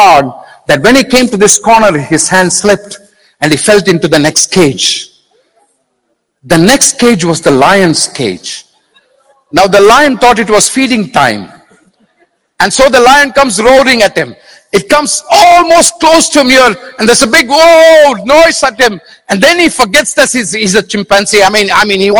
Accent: India; I'm being very Indian now

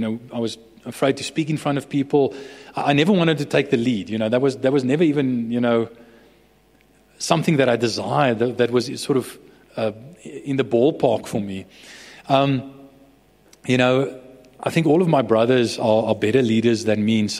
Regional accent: Bloemfontein, Free State, South Africa; I was raised in Bloemfontein.

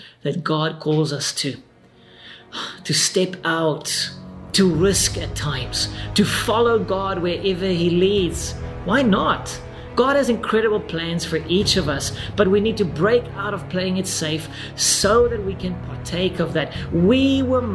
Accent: South Africa; I'm this random pastor from South Africa

